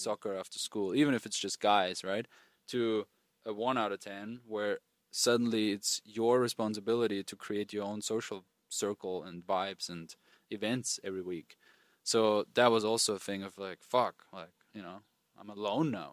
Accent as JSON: {"language": "English", "country": "Austria", "tie": "born or raised there", "moved": "yes", "said": "I grew up in Austria, rural, rural areas of Austria."}